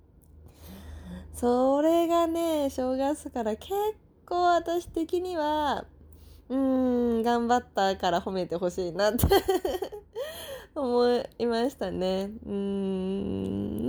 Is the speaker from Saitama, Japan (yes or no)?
yes; Saitama, Japan; moved away; 埼玉のね、実家に帰って